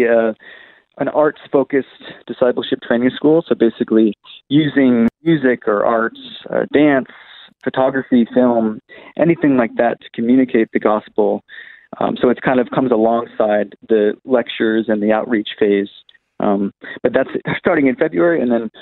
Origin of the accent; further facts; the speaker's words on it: East Coast of America, United States; moved away as an adult; now in Australia; I'm from America, actually. So I come from the East Coast of America